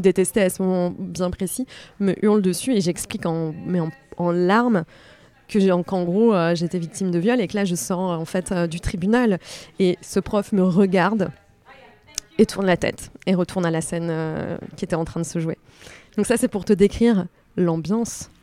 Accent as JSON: {"language": "French", "town": "Les Sables-d'Olonne", "region": "Pays de la Loire", "country": "France", "tie": "born or raised there", "also_born_or_lived": "Nantes", "moved": "yes", "lives_now": "Paris, France", "said": "j'habite à Paris depuis 12 ans. Mhm. et avant, j'ai habité un peu à Nantes et je suis née au Sable d'Olonne."}